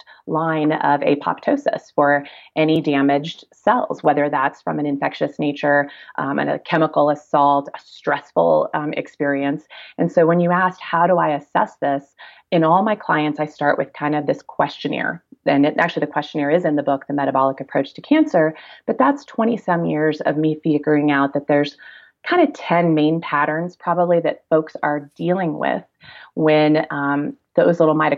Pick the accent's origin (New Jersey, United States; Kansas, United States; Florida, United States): Kansas, United States; moved away; also born or lived in Durango, Colorado; I'm a kid from Kansas originally